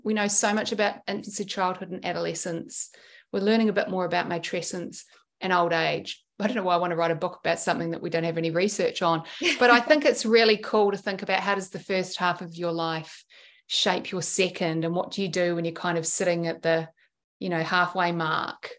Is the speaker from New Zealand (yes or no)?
yes; New Zealand; now in Sydney, Australia; I grew up in New Zealand and we went back